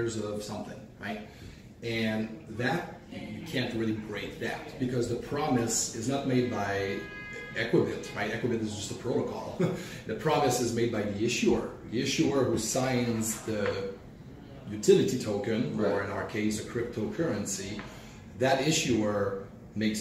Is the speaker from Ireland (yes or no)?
no; Canada; I'm Canadian